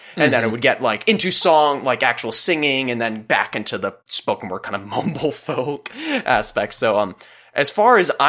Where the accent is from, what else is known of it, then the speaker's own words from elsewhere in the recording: Illinois, United States; my experiences growing up, and I'm sure yours as well, growing up in Illinois. Like you're kind of look to your left, corn, look to your right, corn, you are corn, welcome to Illinois.